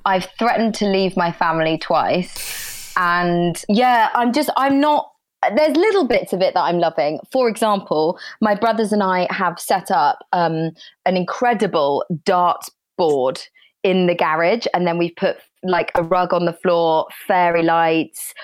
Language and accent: English; Brussels, Brussels-Capital Region, Belgium; moved away; I was born in Belgium